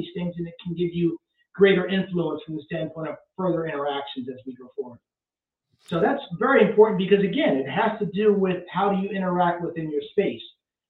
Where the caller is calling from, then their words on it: Pennsylvania, United States; It's legal in Pennsylvania. Yes, it is legal for medical. So you can do medical marijuana here.